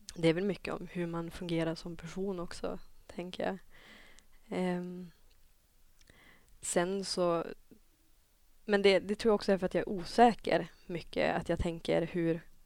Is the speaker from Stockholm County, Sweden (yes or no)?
no; Dorotea, Västerbotten County, Sweden; now in Umeå, Sweden; kommer egentligen från Dorotea, ett samhälle som ligger 20 mil inåt landet från Umeå